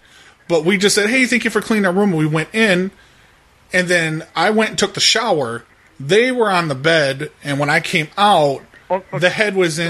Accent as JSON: {"language": "English", "region": "Florida", "country": "United States", "said": "We come from Florida, and we're just kind of driving through."}